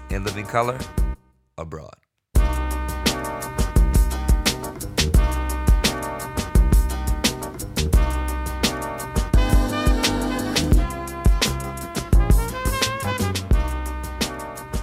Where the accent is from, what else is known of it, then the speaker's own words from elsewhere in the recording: New York City, New York, United States; moved away; also born or lived in Bayside, Queens / Brooklyn; We grew up in New York together